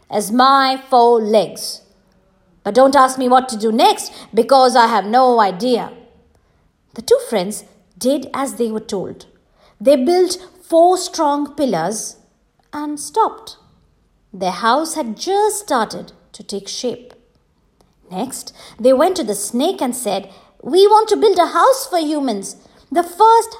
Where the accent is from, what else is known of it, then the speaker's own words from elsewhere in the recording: Jharkhand, India; my home state, Jharkhand